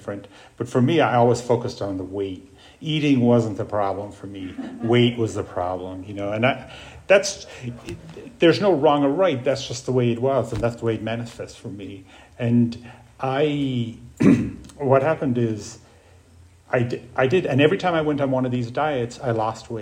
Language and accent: English; Ireland; moved away; I grew up in Ireland. I grew up in an alcoholic home on a farm